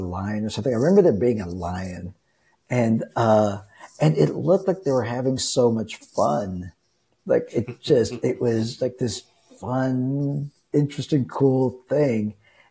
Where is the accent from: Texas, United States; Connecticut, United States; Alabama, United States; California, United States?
Texas, United States; I grew up in Texas